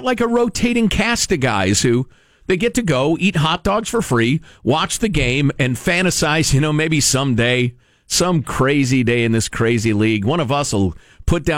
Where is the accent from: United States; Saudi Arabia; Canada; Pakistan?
United States; Chicago, Illinois; moved away; I grew up in the Chicago area and I was a huge Chicago Blackhawks fan.